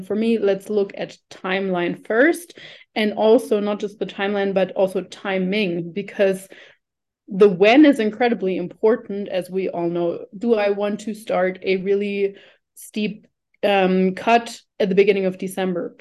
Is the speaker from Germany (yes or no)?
yes; Germany; moved away as an adult; also born or lived in New Zealand; now in Colombia; I'm originally from Germany